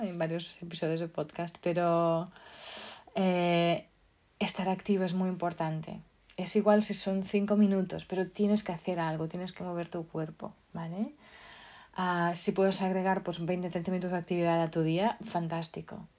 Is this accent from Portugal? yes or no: yes; Portugal; now in Spain; Yo como soy portuguesa